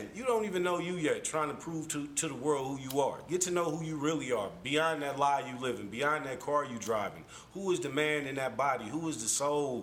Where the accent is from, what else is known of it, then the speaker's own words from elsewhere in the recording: Oakland, California, United States; Born and raised in East Oakland, California